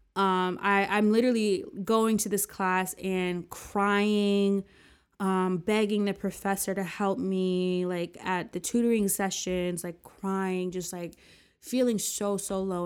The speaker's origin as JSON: {"language": "English", "region": "New Jersey", "country": "United States", "tie": "born or raised there", "also_born_or_lived": "New York", "said": "back in my hometown"}